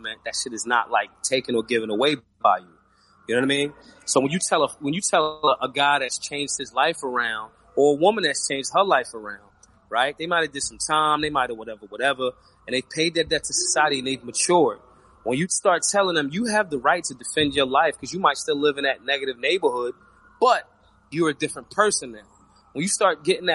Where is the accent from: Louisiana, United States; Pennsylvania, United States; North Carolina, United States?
Pennsylvania, United States; Philadelphia; Philly, my hometown.